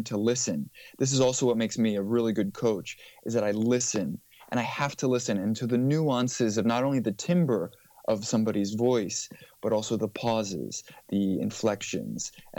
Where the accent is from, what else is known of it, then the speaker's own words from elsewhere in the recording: United States; also born or lived in Mykonos, Greece; I was born in the States, but my dad is Greek, my mother is Danish, and so by virtue of birth, I grew up in a tricultural household